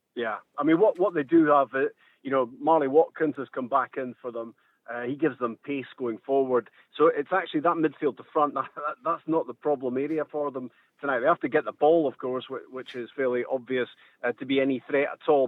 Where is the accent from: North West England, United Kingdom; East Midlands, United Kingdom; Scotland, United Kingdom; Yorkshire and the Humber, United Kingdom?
Scotland, United Kingdom; Ross County; obviously my, my hometown team